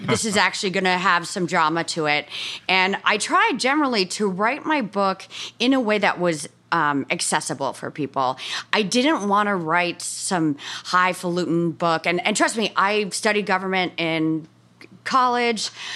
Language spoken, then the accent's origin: English; Bronxville, New York, United States; I'm from Bronx, Hill, New York, uh, you know, a suburb thirty minutes north of New York City